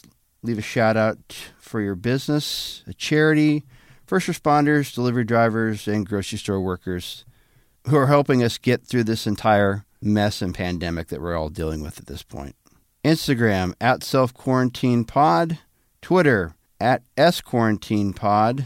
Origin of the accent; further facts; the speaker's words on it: Walla Walla, Washington, United States; moved away; also born or lived in Connecticut; That's my hometown. Did you know that? I'm from Walla Walla.